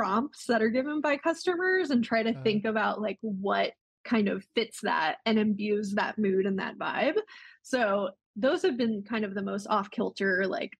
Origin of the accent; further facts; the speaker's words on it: Yuma, Arizona, United States; moved away; also born or lived in Portland, Oregon; we recently relocated to Yuma, Arizona, which is my hometown